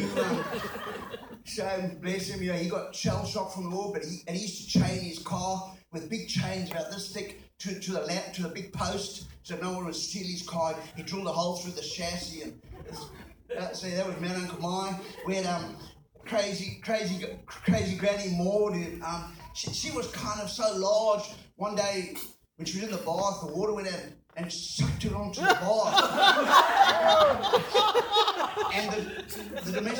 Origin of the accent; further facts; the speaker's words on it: Zimbabwe; moved away as an adult; also born or lived in South Africa; I was born in Zimbabwe. I was born into colonial privilege.